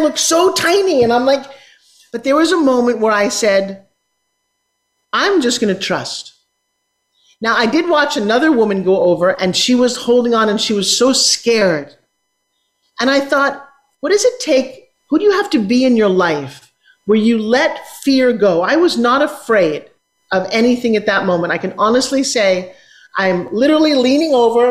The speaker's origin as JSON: {"language": "English", "town": "New York City", "region": "New York", "country": "United States", "tie": "born or raised there", "said": "I grew up in New York City where you need to take an elevator"}